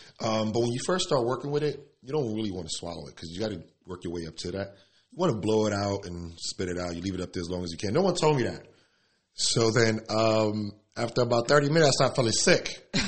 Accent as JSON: {"language": "English", "town": "Elizabeth", "region": "New Jersey", "country": "United States", "tie": "born or raised there", "also_born_or_lived": "Newark / Spanish Harlem", "said": "I'm from the barrio. I'm from the hood. I grew up in Elizabeth, Newark, Spanish Harlem."}